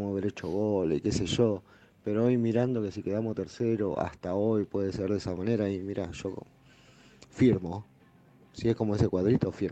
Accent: Mendoza, Argentina; de Mendoza.

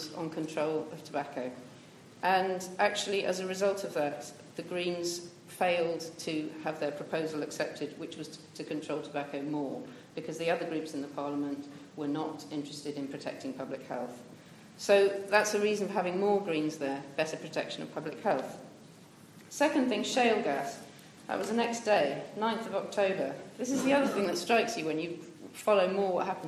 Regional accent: Bath, South West England, United Kingdom; I grew up in Bath and went to school here

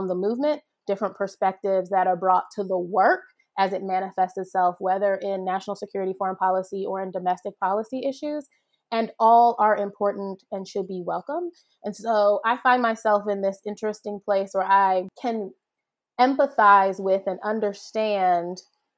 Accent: Ohio, United States; also born or lived in Jamaica; So I grew up back and forth between Ohio and Jamaica. My social circle here being largely Jamaican, right? A Jamaican church and a, you know, Jamaican community organizations, et cetera.

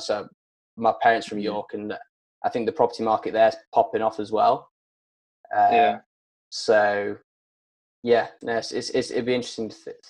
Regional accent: Harrogate, Yorkshire and the Humber, United Kingdom; moved away; I was born in Harrogate, and I sort of grew up there

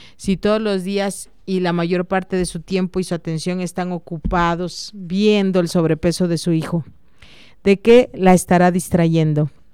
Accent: Mexico; como buenos mexicanos

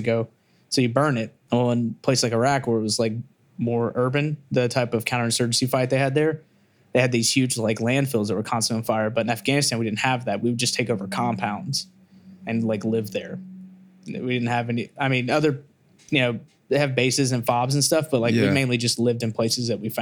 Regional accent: Memphis, Tennessee, United States; now in Nashville, United States; I come from Memphis, so I come from a family of let's just call them hustlers

